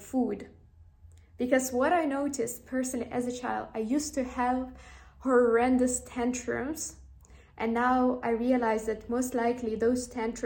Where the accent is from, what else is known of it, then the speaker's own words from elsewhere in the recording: Ukraine; moved away; also born or lived in Amsterdam; when I was growing up in Ukraine